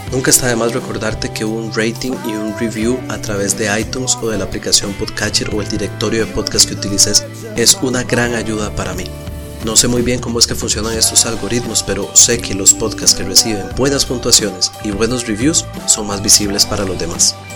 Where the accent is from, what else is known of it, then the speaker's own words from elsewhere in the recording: Costa Rica; para mí, que soy costarricense, es muy importante siempre recomendar literatura nacional.